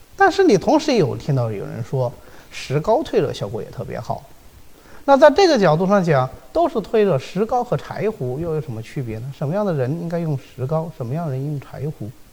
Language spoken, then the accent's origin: Chinese; China; 我们中国人